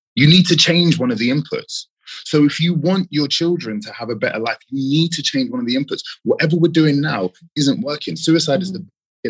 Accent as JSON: {"language": "English", "region": "London", "country": "United Kingdom", "tie": "born or raised there", "said": "London, born and raised."}